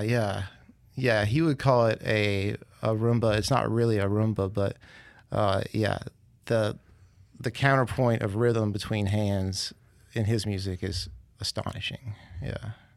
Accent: Clarksdale, Mississippi, United States; also born or lived in Opelousas, Louisiana / New Orleans, Louisiana / Jackson, Mississippi; now in Hattiesburg, United States; I'm from Mississippi originally, from Clarksdale. But I really went to high school in Opelousas, Louisiana

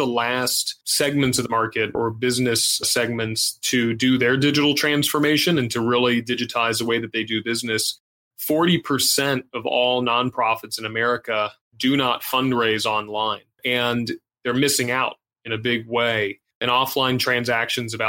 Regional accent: Puerto Rico; Growing up in Puerto Rico

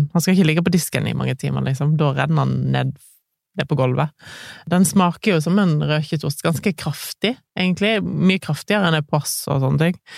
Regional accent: Grand Est, France; Norwegian is a second language; now in Norway; Det er en av mine favorittretter fra hele Frankrike. Jeg kommer fra Alsace.

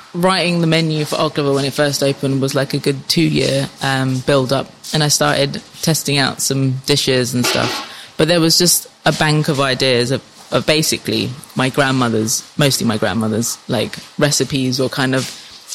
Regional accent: London, United Kingdom; In North London, where all the other Cypriots are.

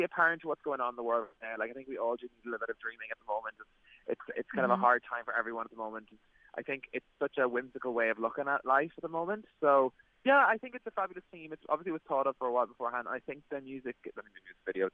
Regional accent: County Louth, Ireland; I'm from Loud

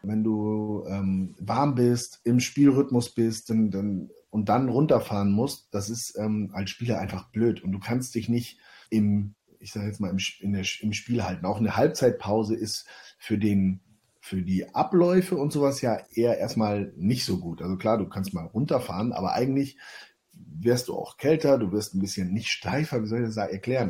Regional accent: Hamburg, Germany; Hamburg meine Heimat ist

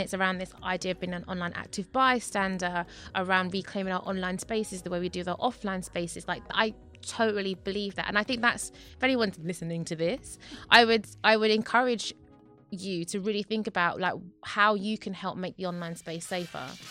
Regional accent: London, United Kingdom; I'm from Newham

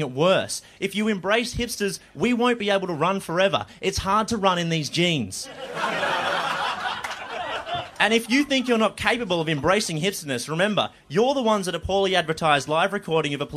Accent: Melbourne, Victoria, Australia; I grew up in Melbourne.

